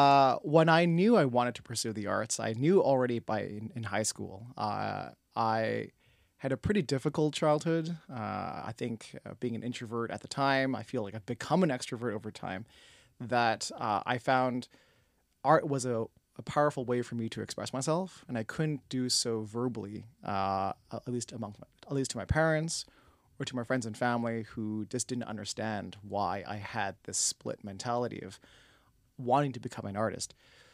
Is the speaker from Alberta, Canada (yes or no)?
no; Toronto, Ontario, Canada; When I was born and raised in Toronto, one of the aspirations was to get into film and television.